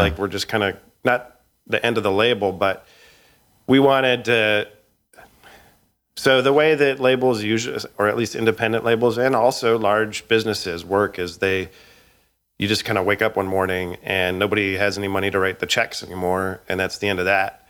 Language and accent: English; Edmonton, Alberta, Canada; now in United States; I grew up in Edmonton, Alberta, in a neighborhood called, uh, Woodvale in, uh, Millwoods.